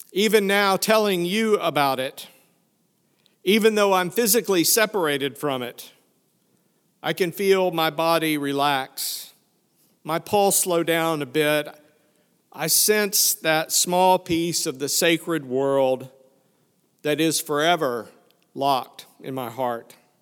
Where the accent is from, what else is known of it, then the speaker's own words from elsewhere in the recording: Fayetteville, Arkansas, United States; moved away; also born or lived in Prairie Grove, Arkansas; I grew up in Fayetteville, Arkansas, which, when I was there, was just a small college town.